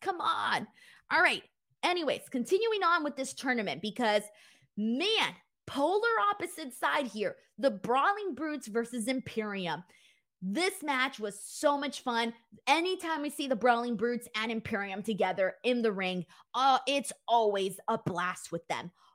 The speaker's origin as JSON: {"language": "English", "town": "Los Angeles", "region": "California", "country": "United States", "said": "I'm from Los Angeles"}